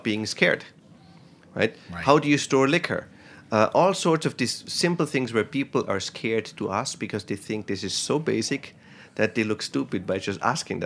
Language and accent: English; Austria; English is a second language; now in New York City, United States; I don't speak English. I'm from Austria.